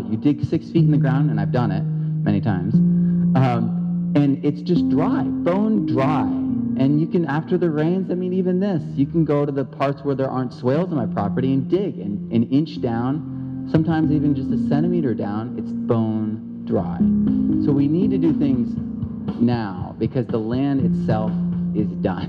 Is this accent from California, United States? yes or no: yes; Central Valley, California, United States; I'm from the Central Valley